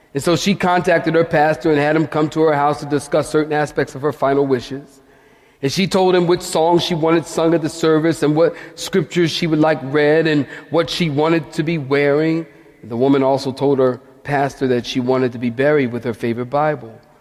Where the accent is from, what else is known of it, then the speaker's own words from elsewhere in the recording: Philadelphia, Pennsylvania, United States; I'm from Philadelphia, many of you know, and we used to put bars on our window